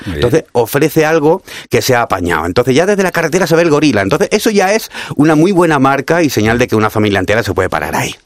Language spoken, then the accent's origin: Spanish; Cádiz, Andalusia, Spain; yo soy de Cádiz, así que mi tierra es una cosa maravillosa.